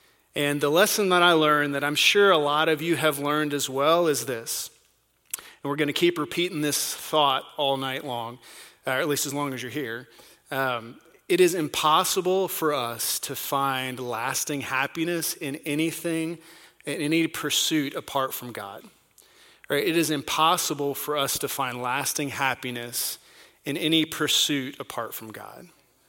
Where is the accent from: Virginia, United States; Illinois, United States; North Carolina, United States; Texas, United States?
North Carolina, United States; accent: North Carolina; also born or lived in overseas; I was born and raised in North Carolina, and every now and then that North Carolina accent comes out, and I can't hide it too much. I don't have much of an accent because we lived overseas and spoke different languages